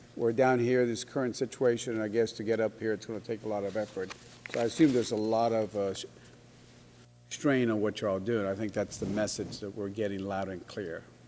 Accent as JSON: {"language": "English", "town": "Laredo", "region": "Texas", "country": "United States", "said": "I'm from Texas, uh, Laredo, right at the border of uh, the U.S. Mexico border"}